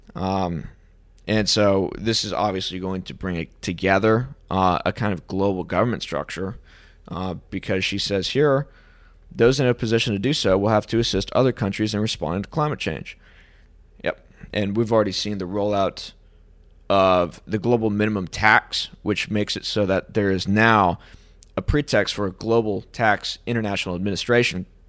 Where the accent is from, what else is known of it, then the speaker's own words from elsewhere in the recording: United States; being an American